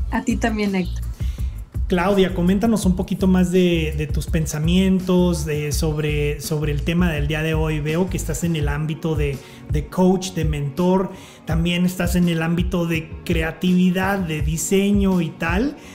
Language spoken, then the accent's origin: Spanish; Quito, Pichincha, Ecuador; moved away as an adult; now in Washington, United States; Soy de Quito.